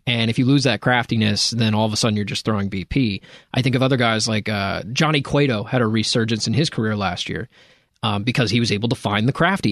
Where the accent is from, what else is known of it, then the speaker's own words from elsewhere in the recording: Cleveland, Ohio, United States; I'm from Cleveland